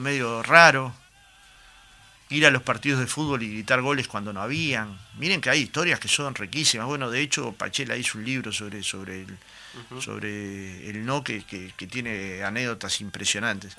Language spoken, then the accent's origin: Spanish; Goes / Jacinto Vera neighbourhood, Montevideo, Uruguay; Yo era un niño, iba a la cancha de Goe muchas veces